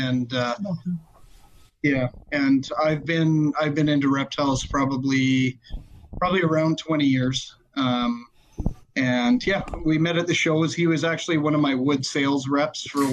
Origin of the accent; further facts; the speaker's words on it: Calgary, Alberta, Canada; we're from Calgary, Alberta, Canada